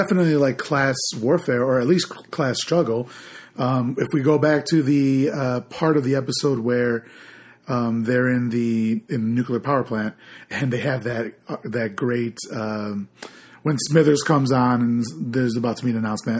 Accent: Chicago, Illinois, United States; But where I grew up in Chicago, Illinois

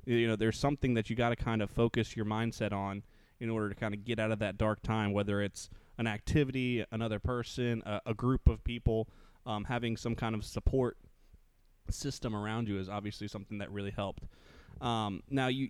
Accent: Minnesota, United States; I'm from Minnesota

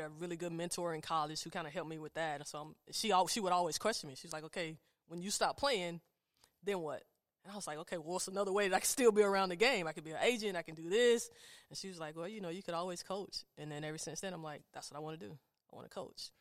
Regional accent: Statesboro, Georgia, United States; moved away as an adult; also born or lived in Chapel Hill, North Carolina; now in Richmond, United States; my hometown, you know, being here in Richmond, being from Statesboro, Georgia

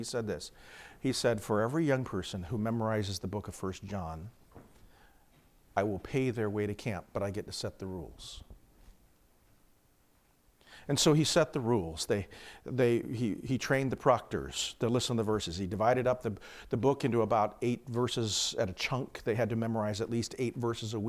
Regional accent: Phoenix, Arizona, United States; moved away; I grew up in Phoenix

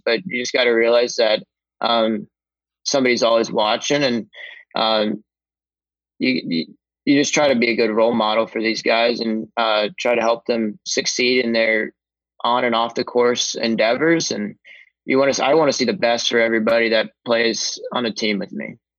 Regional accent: Columbus, Ohio, United States; I've always been a huge hockey fan growing up in Columbus

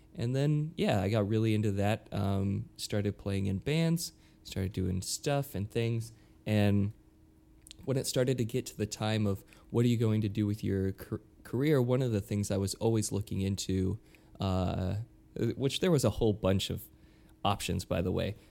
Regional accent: Utah, United States; moved away as an adult; now in New York, United States; born and raised in, in Utah

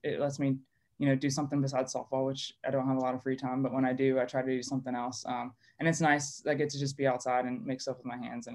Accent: Columbia, South Carolina, United States; also born or lived in Chicago area; I grew up in Columbia, South Carolina. We moved there, my mom and I moved there when I was three, so I pretty much only ever known Columbia

